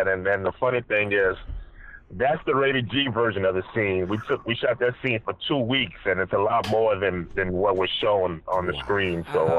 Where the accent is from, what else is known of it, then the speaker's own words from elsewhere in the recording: New Orleans, Louisiana, United States; No, I'm from Louisiana, not L.A.